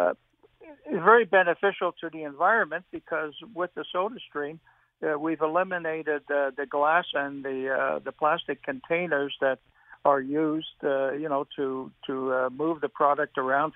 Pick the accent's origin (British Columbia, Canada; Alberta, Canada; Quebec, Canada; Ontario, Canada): Quebec, Canada; Montreal; I used to come home for lunch from school every day, growing up in Ahuntsic